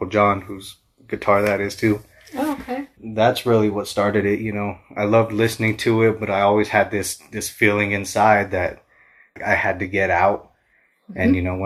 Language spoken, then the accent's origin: English; Alamosa, Colorado, United States; I was born in Alamosa. Everybody calls it Moza.